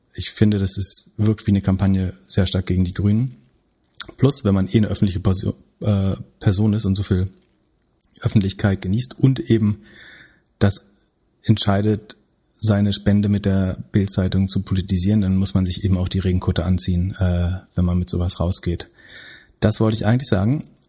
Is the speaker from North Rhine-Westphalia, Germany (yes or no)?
no; Greifswald, Mecklenburg-Vorpommern, Germany; aus meiner Heimatstadt Greifswald